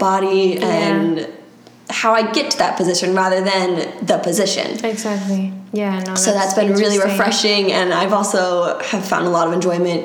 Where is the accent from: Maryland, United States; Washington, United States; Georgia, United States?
Maryland, United States; moved away as an adult; now in Florida, United States; I'm from Maryland originally